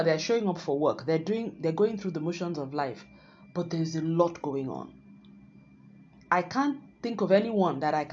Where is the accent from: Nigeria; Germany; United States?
Nigeria; my home country, Nigeria